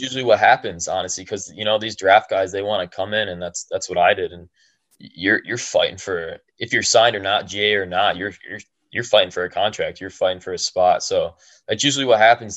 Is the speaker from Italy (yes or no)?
no; Medina, United States; People in Medina, my hometown